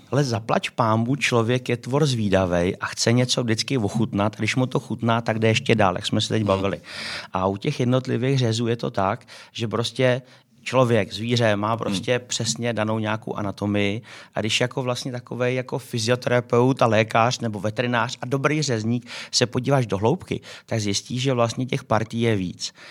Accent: Czechia; my jako v Č- jako Češi

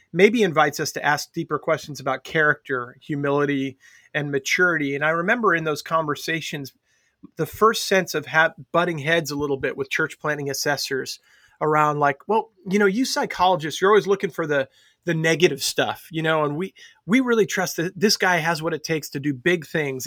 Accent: Long Island, New York, United States; growing up on Long Island

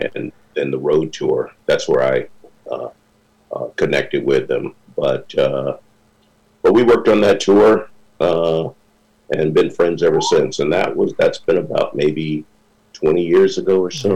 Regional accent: South Bend, Indiana, United States; moved away as an adult; also born or lived in Minnesota; now in New York, United States; I was born and raised in South Bend, Indiana

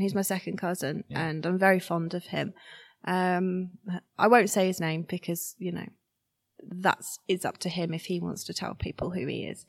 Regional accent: Shrewsbury, West Midlands, United Kingdom; I'm 95% Shrewsbury born and bred

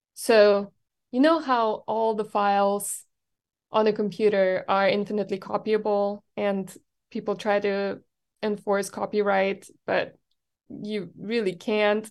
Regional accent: Germany; moved away as an adult; now in Texas, United States; I grew up in Germany

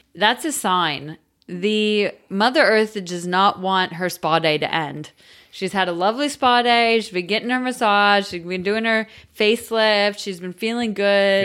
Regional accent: United States; I'm American

